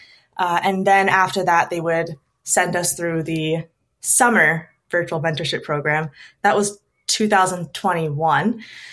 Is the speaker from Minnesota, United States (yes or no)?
yes; Minnesota, United States; also born or lived in Stockholm; I moved back to Minnesota, which is my home state